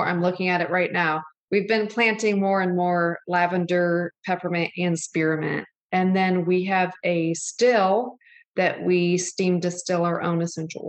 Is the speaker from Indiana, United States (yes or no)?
yes; Syracuse, Indiana, United States; I grew up, I mean, looking back on it now, I'm just so lucky. I was just up there actually this last weekend, but it's a lake up in northern Indiana called Lake Papakichi. And it's in Syracuse